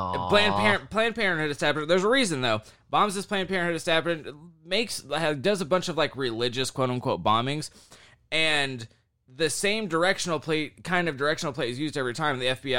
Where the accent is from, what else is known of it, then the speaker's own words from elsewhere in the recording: the South, United States; I would be doing the same shit because I was from the South.